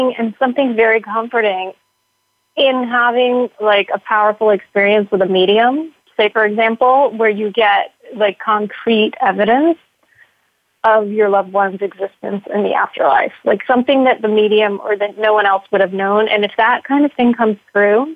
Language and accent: English; New York, United States; I grew up Orthodox Jewish in New York